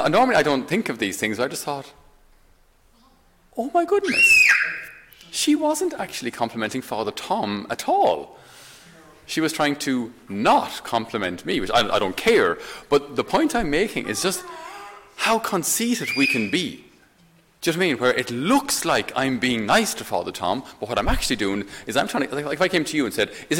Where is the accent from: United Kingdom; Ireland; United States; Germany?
Ireland; as Irish